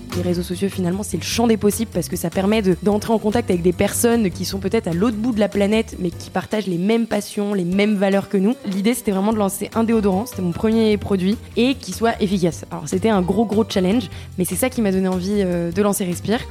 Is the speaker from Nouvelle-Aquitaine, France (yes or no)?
no; Paris, Île-de-France, France; moved away as an adult; also born or lived in Montreal, Canada; j'avais quitté Paris à 18 ans